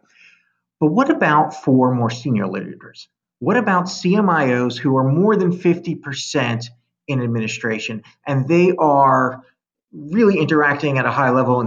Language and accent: English; New York, United States; I'm from New York